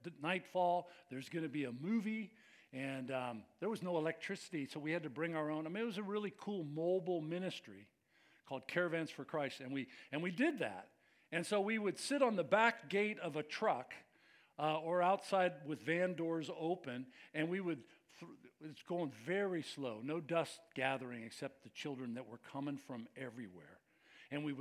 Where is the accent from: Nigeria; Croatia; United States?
United States; we're from America